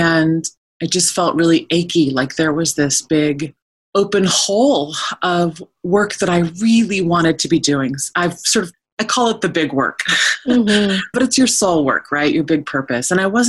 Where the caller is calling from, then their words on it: Oregon, United States; I'm calling in from the wilds of Eastern Oregon. I am in the Wallowa-Whitman Mountain Range, which is in the far northeast corner of the state of Oregon.